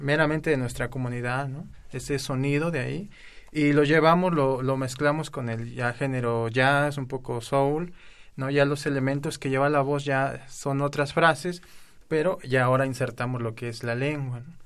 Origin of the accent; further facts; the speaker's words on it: Erongarícuaro, Michoacán, Mexico; first language Spanish; somos de una comunidad de Michoacán que se llama Erongarícuaro